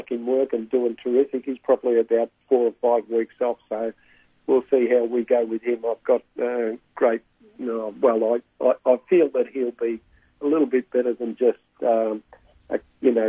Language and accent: English; Bacchus Marsh, Victoria, Australia; moved away as an adult; now in Colac, Australia; I moved from Bacchus Marsh to Colac